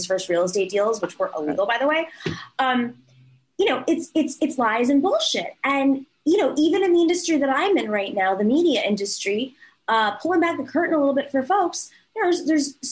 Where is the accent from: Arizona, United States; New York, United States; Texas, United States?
New York, United States; as a New Yorker